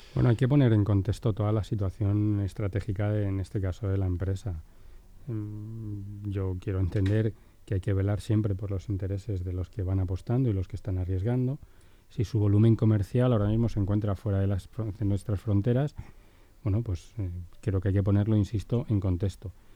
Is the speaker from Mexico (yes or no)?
no; Spain